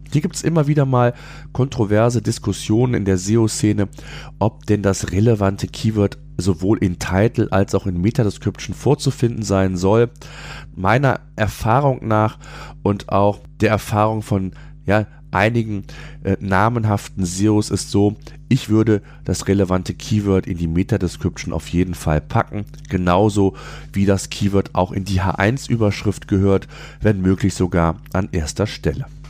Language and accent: German; Germany; hier bei uns in Deutschland